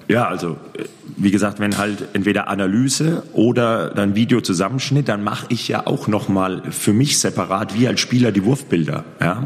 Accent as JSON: {"language": "German", "town": "Würzburg", "region": "Bavaria", "country": "Germany", "tie": "born or raised there", "also_born_or_lived": "Großwallstadt / Lemgo / Gummersbach / Erlangen", "moved": "as an adult", "said": "er ist auch gebürtiger Heidingsfelder, so wie ich."}